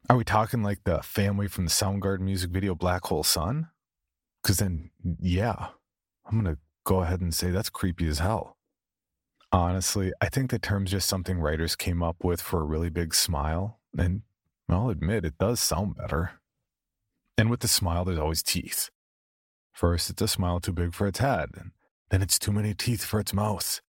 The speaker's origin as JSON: {"language": "English", "region": "the South", "country": "United States", "accent": "southern", "said": "And don't even come at me about my southern accent."}